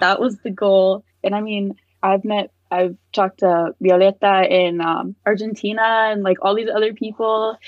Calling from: Fredericksburg, Virginia, United States; I'm calling from Fredericksburg, Virginia.

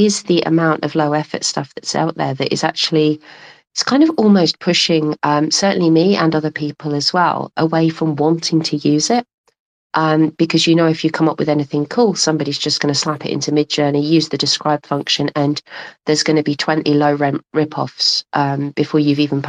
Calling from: London, United Kingdom; I'm calling from London.

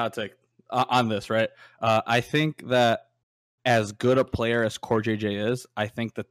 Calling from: Chicago, Illinois, United States

